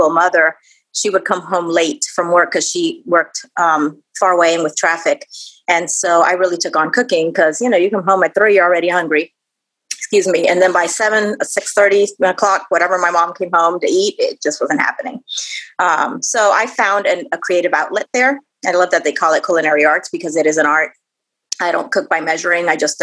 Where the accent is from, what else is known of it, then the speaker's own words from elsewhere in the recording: Puerto Rico; also born or lived in United States; I was born in the States, but grew up in Puerto Rico the second half of my life. So I'm definitely Puerto Rican is what I say